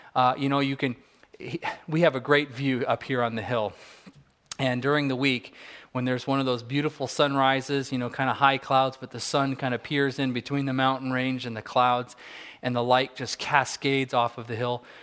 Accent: Southern California, United States; now in Fairbanks, United States; I grew up in Southern California

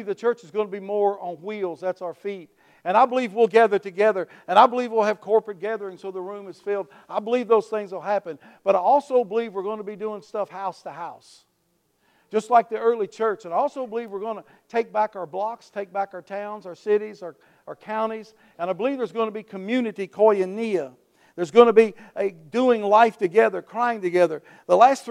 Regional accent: Wheatley, United States; I was coming through my hometown of Wheatley, where I was raised

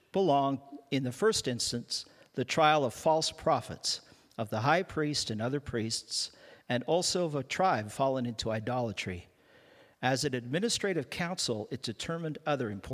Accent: Canada; I'm a Canadian

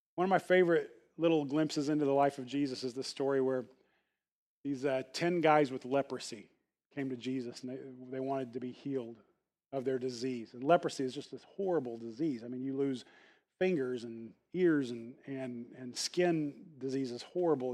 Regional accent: the Bible Belt, United States; growing up in the Bible Belt

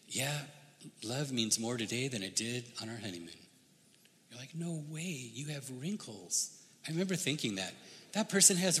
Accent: United States; I grew up in the United States.

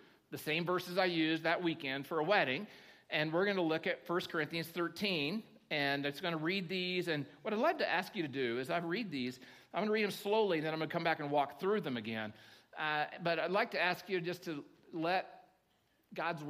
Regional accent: Oklahoma, United States; now in Nevada County, United States; I grew up in Oklahoma

